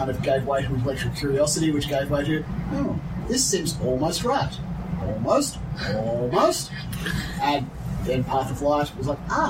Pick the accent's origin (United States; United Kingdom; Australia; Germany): Australia; I'm originally from Australia. My accent isn't classically Australian, if those people are paying close attention.